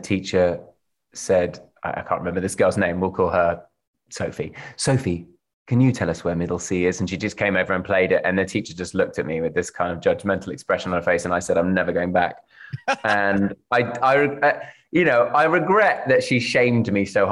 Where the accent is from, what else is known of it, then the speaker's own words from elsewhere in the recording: London, United Kingdom; also born or lived in Cambridge, England; I was born in Cambridge in England and grew up in South London